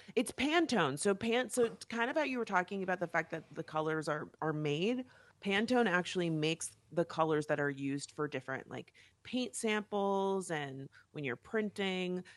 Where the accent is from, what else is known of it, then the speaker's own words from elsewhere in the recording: West Palm Beach, Florida, United States; also born or lived in Miami / New York; now in Los Angeles, United States; I'm from West Palm Beach